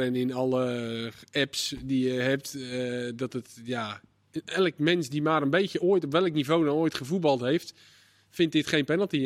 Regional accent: Netherlands; als Nederlander

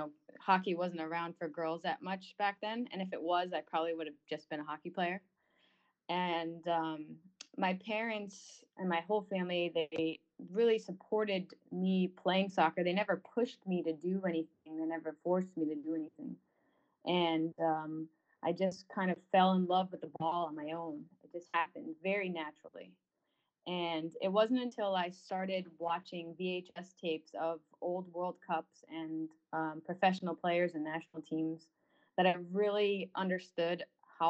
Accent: North Haven, Connecticut, United States; I'm from Connecticut. I'm from North Haven

